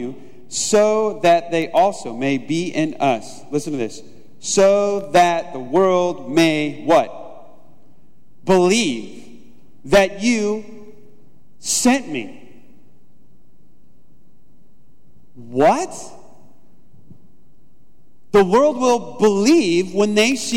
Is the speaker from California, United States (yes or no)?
yes; Southern California, United States; moved away